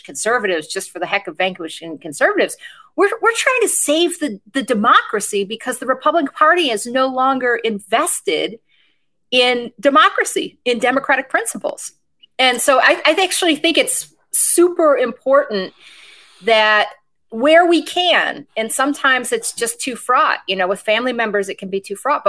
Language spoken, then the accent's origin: English; Grand Rapids, Michigan, United States; I grew up in Grand Rapids, Michigan, in East Grand Rapids, which is suburban West Michigan